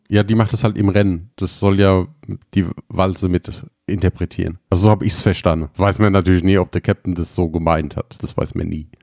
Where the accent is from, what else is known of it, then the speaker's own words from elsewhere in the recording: Germany; bei uns in Deutschland